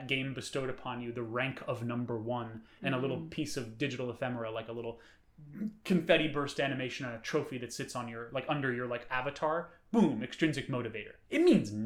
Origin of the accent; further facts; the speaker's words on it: New York City, New York, United States; growing up in New York City